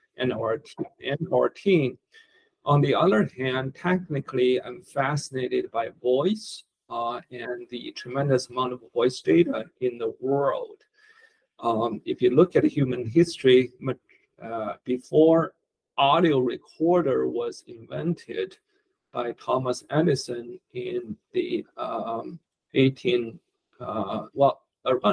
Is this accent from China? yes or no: yes; Beijing, China; moved away as an adult; also born or lived in Stanford, California / Palo Alto, California / Mountain View, California; now in United States; I was born in Beijing, China. I grew up there, studied computer science in college. Then I came to America in 1991.